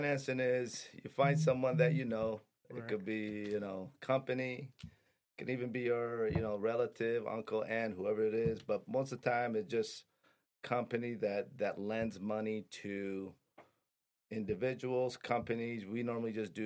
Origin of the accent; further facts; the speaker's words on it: Detroit, Michigan, United States; also born or lived in Middle East; my parents were immigrants. We immigrated here, went to Detroit Public Schools